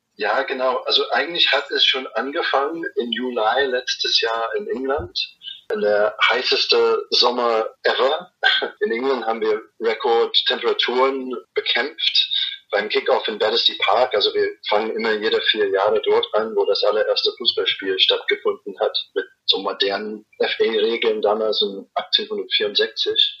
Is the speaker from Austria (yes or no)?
no; New Zealand; German is a second language; now in Erfurt, Germany; komme ich aus Neuseeland